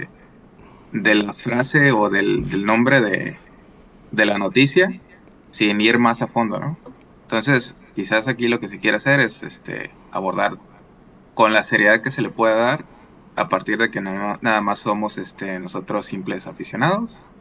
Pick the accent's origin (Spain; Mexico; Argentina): Mexico; La Paz, Baja California Sur; De dónde soy de La Paz, California